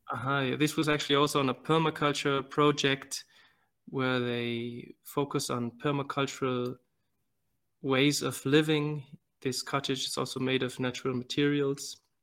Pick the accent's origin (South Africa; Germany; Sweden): Germany; moved away as an adult; also born or lived in Venezuela / Nicaragua; now in Malawi; I was born in Venezuela and raised in Germany